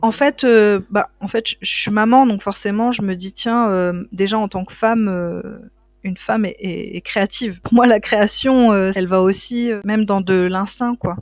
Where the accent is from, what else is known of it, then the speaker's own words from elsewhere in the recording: south-east France, France; je suis originaire du sud de la France, sud-est